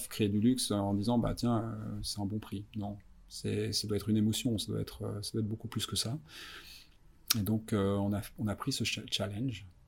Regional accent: Vallée de Joux, Vaud, Switzerland; moved away as an adult; now in Zurich, Switzerland; Je suis suisse-français, j'ai grandi à, la Vallée de Joux, donc dans les euh, montagnes vaudoises

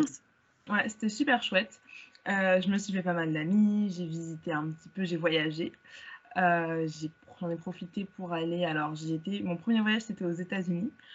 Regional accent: Val-de-Marne, Paris region, Île-de-France, France; also born or lived in Hauts-de-Seine (92); j'ai toujours vécu en région parisienne. Je suis née dans le 92, j'ai grandi dans le 94

